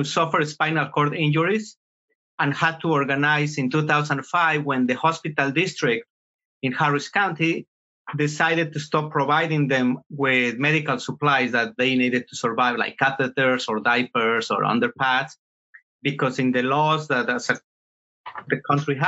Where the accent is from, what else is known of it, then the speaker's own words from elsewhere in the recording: Mexico City, Mexico; moved away as an adult; now in Houston, United States; I was born in Mexico City and grew up there.